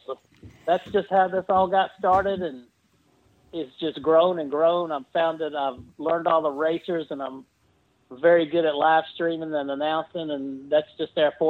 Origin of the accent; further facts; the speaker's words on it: Lynchburg, Virginia, United States; when I was a teenager growing up in Lynchburg, Virginia